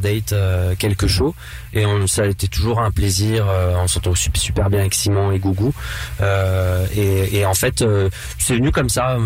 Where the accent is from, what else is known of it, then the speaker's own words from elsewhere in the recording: north-east France, France; je viens du nord-est de la France